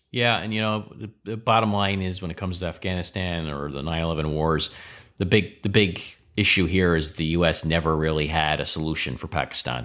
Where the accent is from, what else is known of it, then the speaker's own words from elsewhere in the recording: United States; as an American